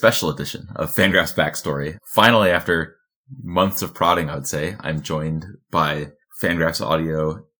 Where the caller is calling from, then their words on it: Chamonix, Auvergne-Rhône-Alpes, France; I'm joining you from Chamonix, France.